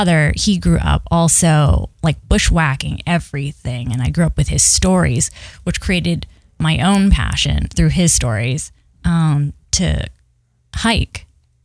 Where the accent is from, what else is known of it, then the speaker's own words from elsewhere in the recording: Littleton, New Hampshire, United States; I was born and raised in Littleton, New Hampshire